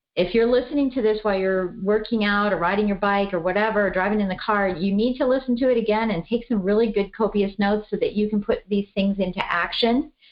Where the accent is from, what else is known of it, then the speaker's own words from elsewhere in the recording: Colorado, United States; I'm from Colorado